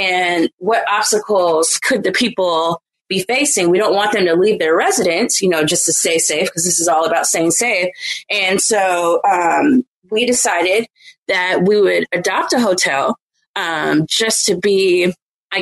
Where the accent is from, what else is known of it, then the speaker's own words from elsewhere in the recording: Oakland, California, United States; I'm from Oakland